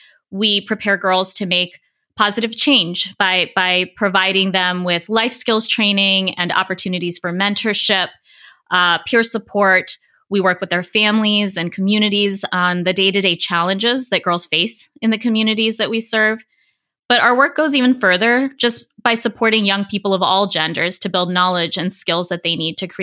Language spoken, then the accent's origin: English; East Coast, United States; also born or lived in New York City / India / Spring, Texas; Yeah, I was born in New York City and grew up across many locations on the East Coast of the United States, as well as in India.